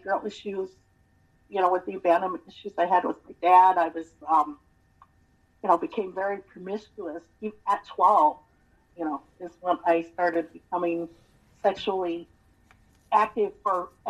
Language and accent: English; Montana, United States; I was born and raised in Montana.